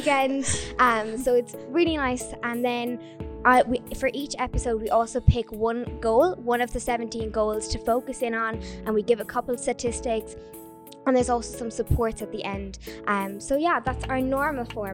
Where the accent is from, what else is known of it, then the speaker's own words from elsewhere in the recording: Mitchelstown, Munster, Ireland; I'm from Mitchestown